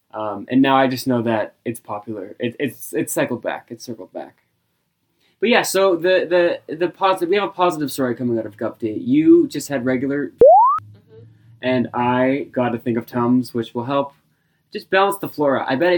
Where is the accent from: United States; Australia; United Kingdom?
Australia; I'm Australian.